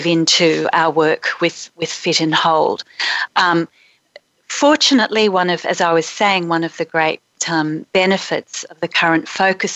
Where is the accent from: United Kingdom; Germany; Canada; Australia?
Australia; Brisbane, Queensland; born or raised there